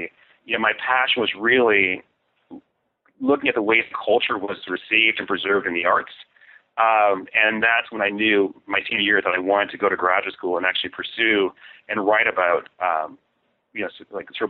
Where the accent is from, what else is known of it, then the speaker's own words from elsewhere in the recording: Buffalo, New York, United States; And I'm from Buffalo, and the reason why I say Buffalo is useful as a sort of framing biography for me